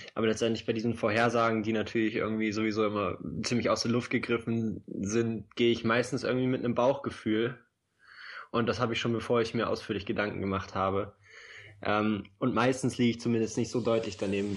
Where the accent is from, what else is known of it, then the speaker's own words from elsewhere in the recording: Oldenburg, Lower Saxony, Germany; now in Berlin, Germany; für mich als gebürtigen Oldenburger